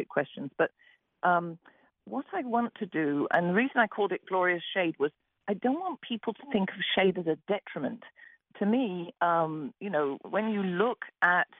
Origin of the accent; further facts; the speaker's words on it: England, United Kingdom; moved away; I'm from England